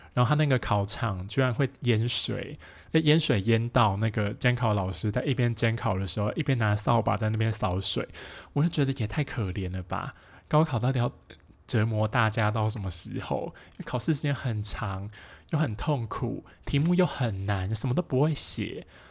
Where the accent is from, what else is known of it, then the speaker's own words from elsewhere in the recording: Taoyuan, Taiwan; 我们是高中同学嘛，我们都是桃园人